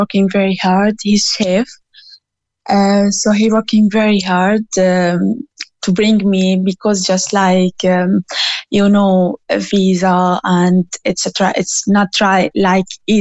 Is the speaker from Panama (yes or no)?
no; Syria; moved away as an adult; now in Clonakilty, Ireland; I came from Syria originally, and I'm here in Ireland about 4 years ago